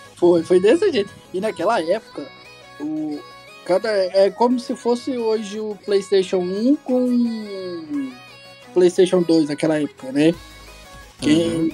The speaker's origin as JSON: {"language": "Portuguese", "town": "Goiânia", "region": "Goiás", "country": "Brazil", "said": "sou de Goiânia, Goiás"}